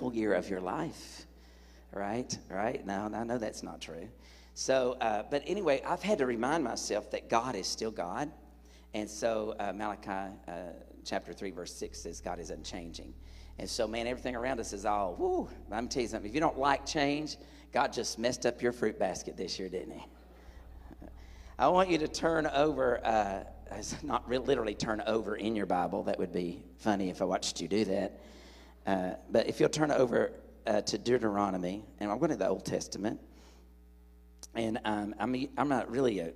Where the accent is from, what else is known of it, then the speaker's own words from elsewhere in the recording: Tennessee, United States; moved away; I'm from Tennessee